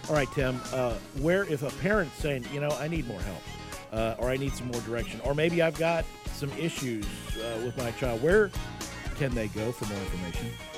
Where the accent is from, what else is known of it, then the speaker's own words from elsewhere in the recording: Oklahoma, United States; I grew up in Oklahoma and I played in the yard